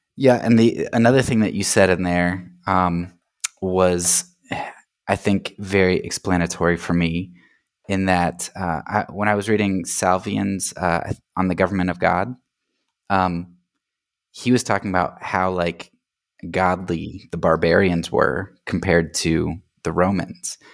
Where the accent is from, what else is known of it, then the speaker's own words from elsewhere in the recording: United States; an American Christian